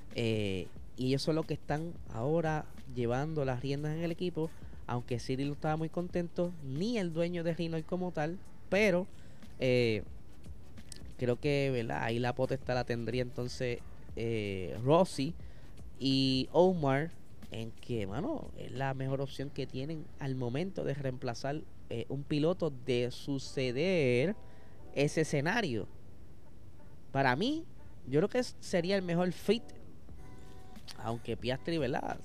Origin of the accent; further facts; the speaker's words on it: Puerto Rico; gente como nosotros, boricuas